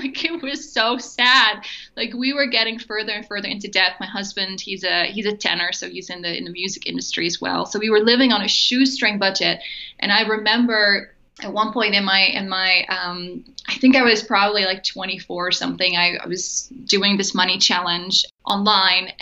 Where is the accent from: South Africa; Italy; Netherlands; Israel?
Netherlands; moved away as an adult; also born or lived in Germany; I grew up in Holland, so I'm Dutch.